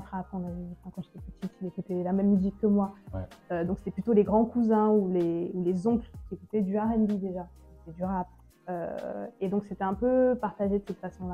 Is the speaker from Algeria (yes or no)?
no; Douala, Littoral, Cameroon; moved away; also born or lived in Paris; je suis née à Paris, mais j'ai grandi à Douala, au Cameroun